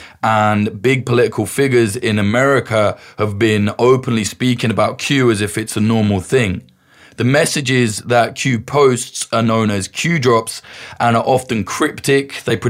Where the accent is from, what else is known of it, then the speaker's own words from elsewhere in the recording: United Kingdom; You've probably noticed I'm British, and whilst I am not a particular fan of any politician or government, I don't really have a dog in this race.